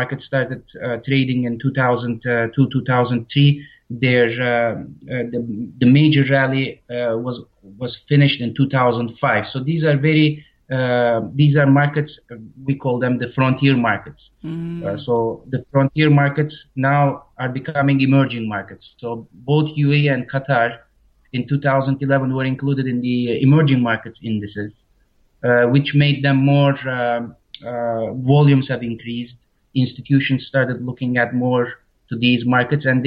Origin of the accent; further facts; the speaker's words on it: Istanbul, Turkey; moved away as an adult; now in Varna, Bulgaria; I'm very close to the town that I'm originally from, Istanbul.